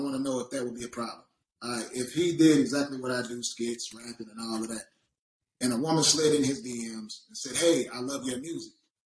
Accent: the South, United States; And like I said, I'm from the South.

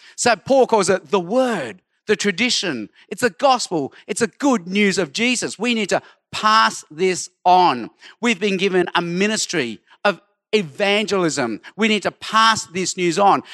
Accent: Sydney, New South Wales, Australia; also born or lived in Hong Kong; I was born in Hong Kong, but grew up in Australia

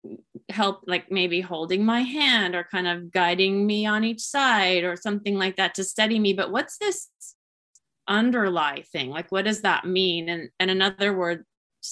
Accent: Tacoma, Washington, United States; also born or lived in Puget Sound, Washington; my hometown in Tacoma, which is about an hour and a half away from where I live now

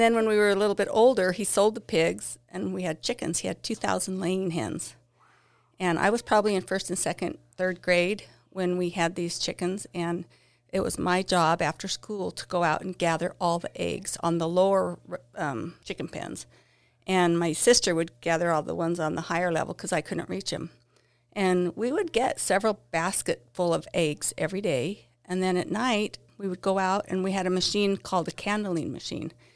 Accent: Basin City, Washington, United States; I grew up here in Basin City

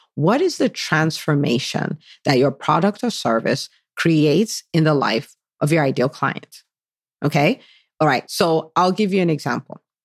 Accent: Nigeria; moved away as an adult; now in United States; I was born in the U S. I did half I grew up, I spent twenty years in Nigeria, so from the age of five, that's when we moved back to Nigeria, and I was there for twenty years

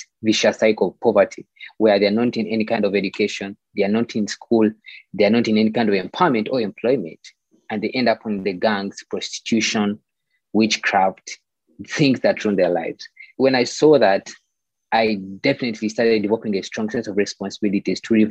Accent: Kampala, Central Region, Uganda; born and raised in Kampala, Uganda.

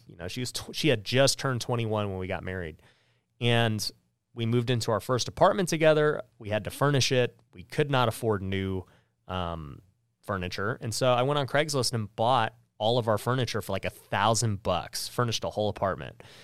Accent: Las Vegas, Nevada, United States; I grew up here in Las Vegas, which is where we filmed the podcast.

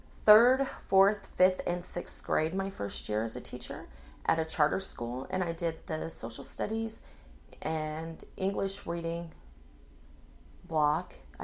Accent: Pocatello, Idaho, United States; born there; also born or lived in Hawaii / California / Virginia / Washington; Well, I was born in Pocatello, Idaho, my dad was enlisted Navy.

